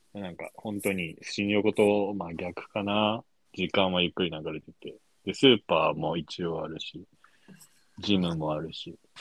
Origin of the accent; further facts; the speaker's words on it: Saitama, Japan; 埼玉出身